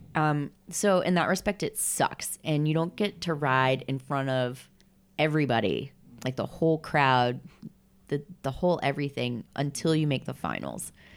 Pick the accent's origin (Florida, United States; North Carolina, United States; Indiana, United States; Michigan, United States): Florida, United States; born or raised there; moved away as an adult; now in Los Angeles, United States